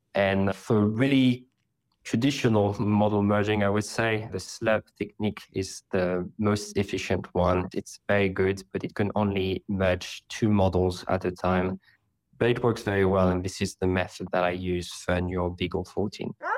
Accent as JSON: {"language": "English", "town": "Paris", "region": "Île-de-France", "country": "France", "moved": "yes", "lives_now": "London, United Kingdom", "said": "I'm currently based in London, but I come from Paris"}